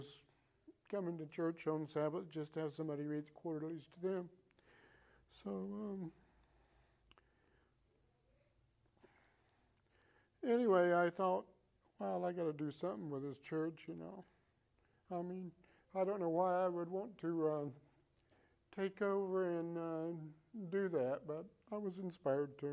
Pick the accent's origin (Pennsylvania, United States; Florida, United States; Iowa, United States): Iowa, United States; moved away as an adult; now in Georgia, United States; I come from Iowa, and when I settled in Georgia, where I come back to retire from